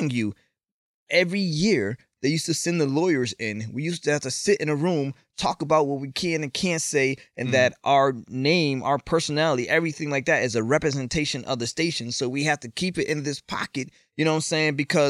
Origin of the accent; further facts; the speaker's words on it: East Hartford, Connecticut, United States; they were smart enough to move us to East Hartford